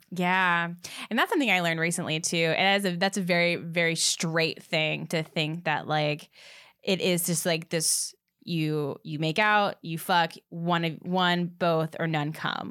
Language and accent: English; the South, United States; I am from the South